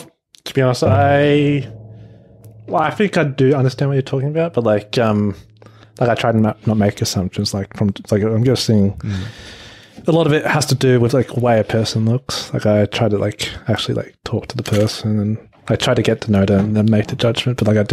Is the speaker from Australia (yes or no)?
yes; Australia; But I think, obviously, growing up in Australia, like, you'll also be influenced by that.